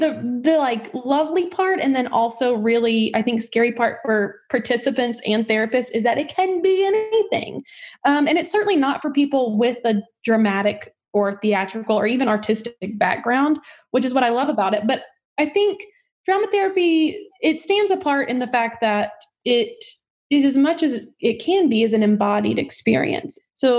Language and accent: English; North Little Rock, Arkansas, United States; I'm from North Little Rock, Arkansas.